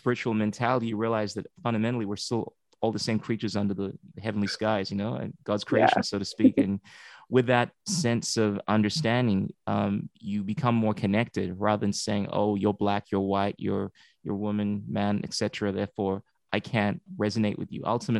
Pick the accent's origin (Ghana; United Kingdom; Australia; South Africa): Ghana; moved away; I've always felt a little different in the sense that I'm someone from Ghana. I was born there, and I was trying to identify with the African American culture when I came here